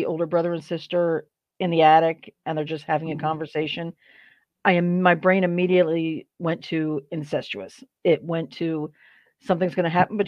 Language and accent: English; Philadelphia, Pennsylvania, United States; I'm from Philly